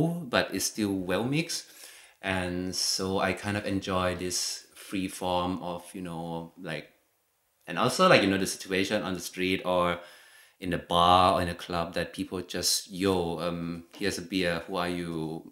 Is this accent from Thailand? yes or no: yes; Thailand; English is a second language; moved away as an adult; now in Germany; I'm from Thailand, but I'm not just a Thai person